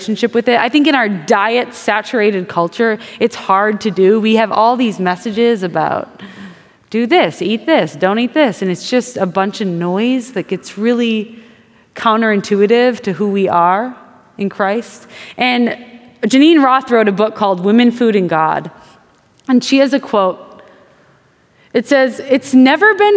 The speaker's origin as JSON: {"language": "English", "region": "Wisconsin", "country": "United States", "said": "I'm from Wisconsin."}